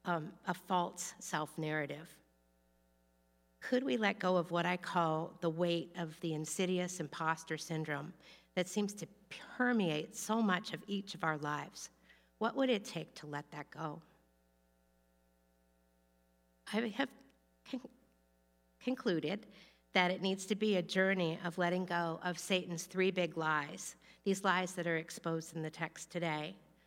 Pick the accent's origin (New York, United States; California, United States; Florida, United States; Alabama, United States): Florida, United States; I thought that I only got in because I was from Florida and a woman, and maybe because some relatives had gone there.